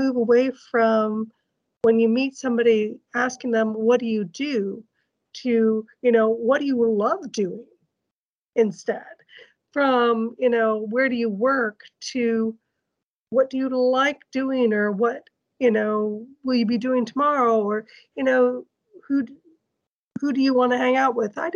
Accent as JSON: {"language": "English", "country": "United States", "moved": "yes", "lives_now": "Norway", "said": "I'm an American, but I'm now living in Norway"}